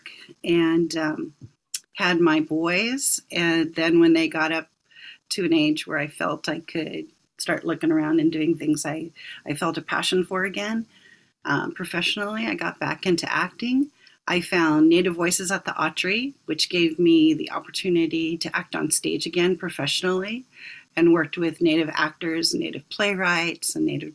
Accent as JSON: {"language": "English", "region": "Southern California", "country": "United States", "tie": "born or raised there", "said": "I grew up in Southern California"}